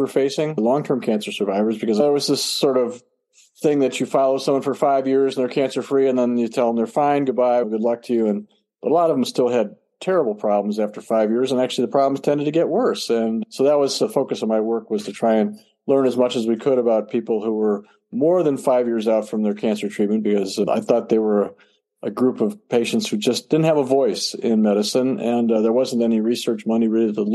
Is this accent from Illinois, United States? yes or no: yes; Chicago, Illinois, United States; moved away as an adult; also born or lived in Houston, Texas; now in Milwaukee, United States; I grew up in the Chicago area